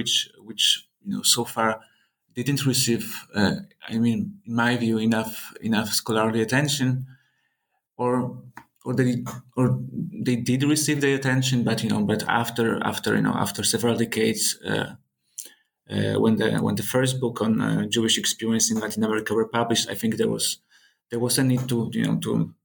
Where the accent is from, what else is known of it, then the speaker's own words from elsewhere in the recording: Poland; growing up in Poland